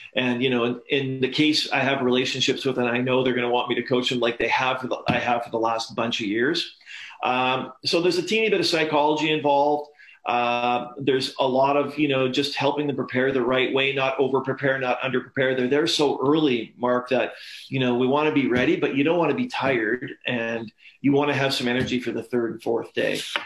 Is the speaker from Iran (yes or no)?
no; Canada; growing up in Canada